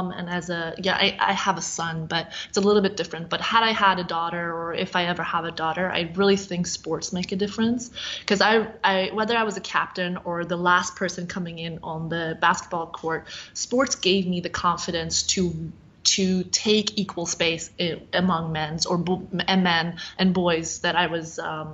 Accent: Sweden; moved away as an adult; now in United States; I grew up in Sweden, so obviously like my experience is very different. But having come to the U.S. as a 20-year-old

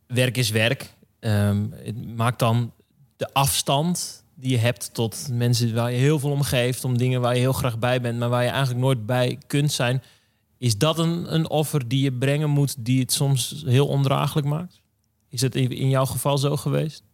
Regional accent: Drenthe, Netherlands; ik kom uit Drenthe

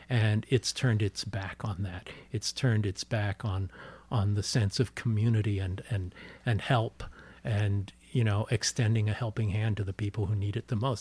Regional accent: Los Angeles, California, United States; I'm born and raised in Los Angeles

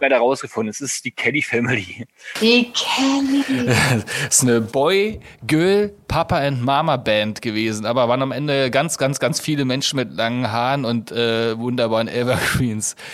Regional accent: East Germany, Germany; Ich bin ja ein Ossi

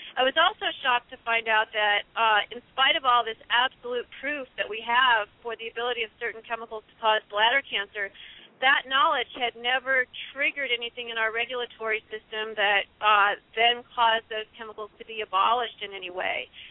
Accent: Illinois, United States; my home state of Illinois

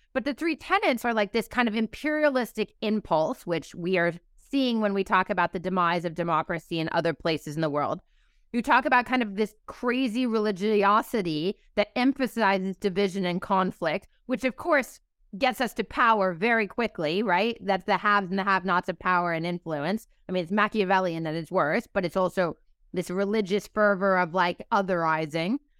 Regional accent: California, United States; my home state of California

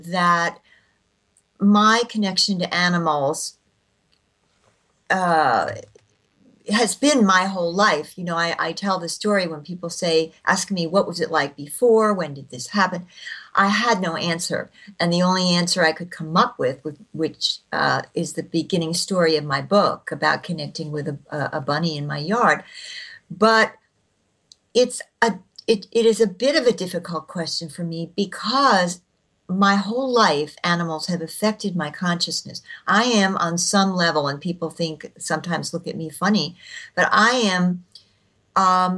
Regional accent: New Jersey, United States; I grew up in New Jersey

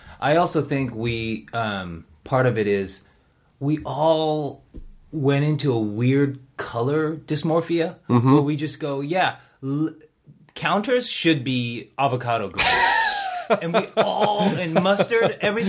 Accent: Seoul, South Korea; born there; moved away; I was born in Seoul. I moved in 78.

